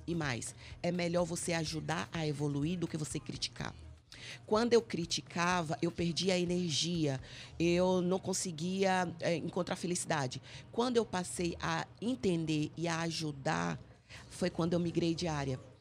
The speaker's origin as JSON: {"language": "Portuguese", "town": "Salvador", "region": "Bahia", "country": "Brazil", "also_born_or_lived": "Cabinda, Angola", "moved": "as an adult", "lives_now": "Angola", "said": "na minha terra, Salvador, na Bahia"}